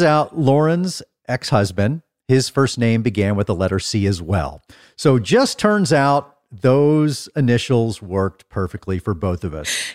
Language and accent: English; Dallas, Texas, United States; I'm from Dallas